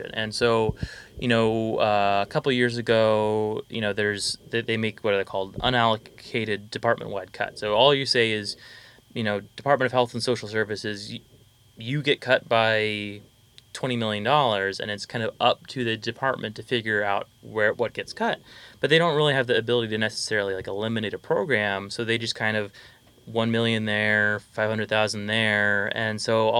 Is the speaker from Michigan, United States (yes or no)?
no; Fairbanks, Alaska, United States; I'm from Fairbanks